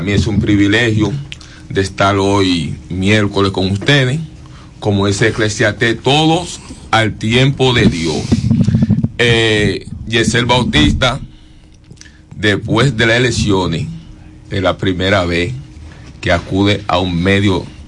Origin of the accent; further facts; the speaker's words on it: Campiña de Higüeral, La Romana, Dominican Republic; yo soy de Campilla de Igueral